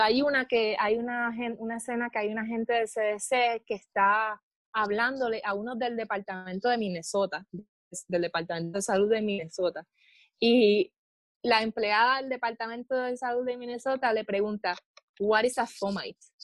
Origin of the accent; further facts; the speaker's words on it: Moca, Puerto Rico; moved away as an adult; also born or lived in Texas; now in Hawaii, United States; soy puertorriqueña del pueblo de Moca.